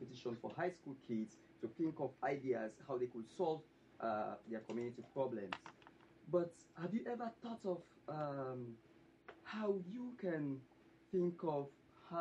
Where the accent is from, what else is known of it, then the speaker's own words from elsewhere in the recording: Sierra Leone; I'm really from Sierra Leone, West Africa